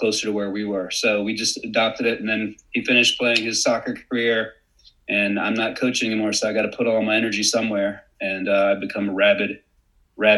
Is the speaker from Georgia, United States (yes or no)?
yes; Atlanta, Georgia, United States; I am originally from Atlanta. This is the backstory, and grew up playing soccer in Atlanta